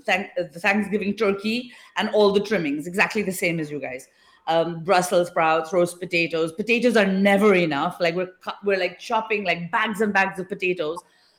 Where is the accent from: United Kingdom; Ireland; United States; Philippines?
United Kingdom; England; now in India; So even though I live in India right now, I'm not from India. I'm from the UK. I was born and brought up in England.